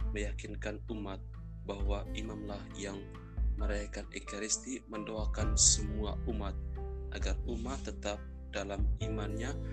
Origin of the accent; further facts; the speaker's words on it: Ruteng, East Nusa Tenggara, Indonesia; saya berasal dari Ruteng Manggarai